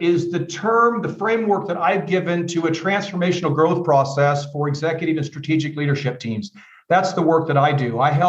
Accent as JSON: {"language": "English", "region": "Iowa", "country": "United States", "tie": "born or raised there", "also_born_or_lived": "California", "moved": "as an adult", "lives_now": "Germany", "said": "I'm also a Midwest guy like you are. I grew up in Iowa, studied psychology and criminology, went to California."}